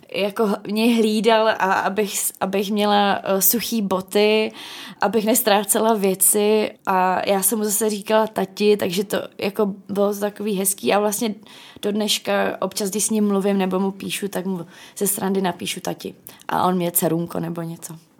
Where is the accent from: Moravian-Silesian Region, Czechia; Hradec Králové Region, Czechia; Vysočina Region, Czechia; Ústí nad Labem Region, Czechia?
Moravian-Silesian Region, Czechia; Ostrava; moved away as an adult; also born or lived in England / Ireland; now in Prague, Czech Republic; já jsem z Ostravy